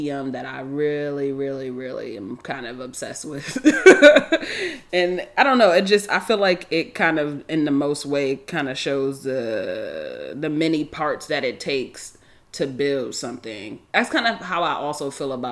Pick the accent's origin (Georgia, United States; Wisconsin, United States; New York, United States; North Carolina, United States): New York, United States; moved away; also born or lived in San Francisco Bay Area / Los Angeles; I'm not from New York City, but I'm from New York State